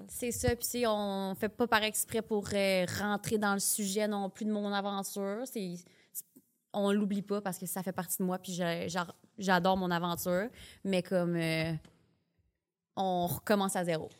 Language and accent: French; Sherbrooke, Quebec, Canada; moved away as an adult; now in Montreal, Canada; Je viens de Sherbrooke.